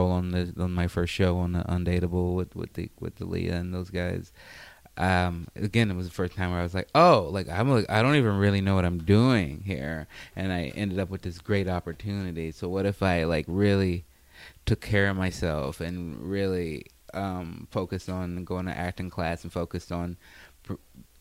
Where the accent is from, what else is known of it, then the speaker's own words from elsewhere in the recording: Chicago, Illinois, United States; moved away; also born or lived in Oregon; I grew up in the South Side of Chicago and single mom